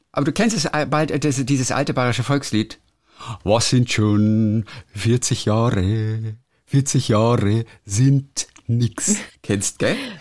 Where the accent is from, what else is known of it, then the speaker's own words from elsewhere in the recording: Germany; bei uns in Deutschland